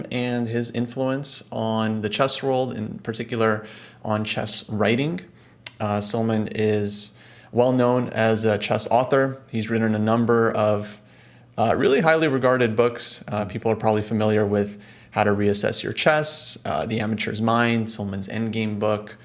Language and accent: English; California, United States; we're both from California